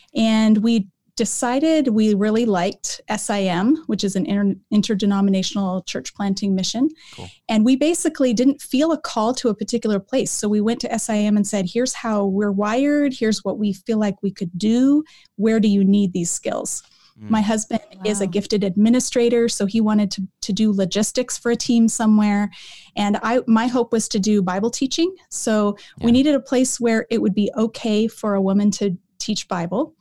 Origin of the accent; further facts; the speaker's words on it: Colorado, United States; moved away as an adult; also born or lived in Oregon; now in Canada; I was born and raised in Colorado